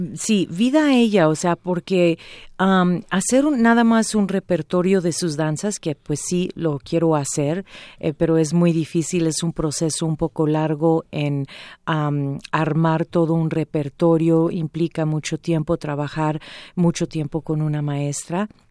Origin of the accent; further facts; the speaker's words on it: United States; now in Mexico; Empiezo a hacer teatro en comedia musical en los Estados Unidos porque ahí es donde yo nací